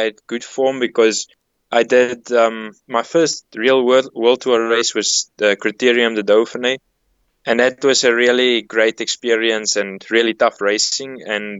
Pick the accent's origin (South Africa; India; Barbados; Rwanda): South Africa; as a South African